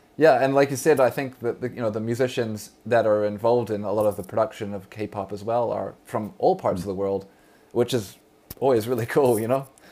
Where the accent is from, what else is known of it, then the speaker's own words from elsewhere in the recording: New Zealand; now in Vancouver, Canada; when I was a youth growing up in New Zealand, Aotearoa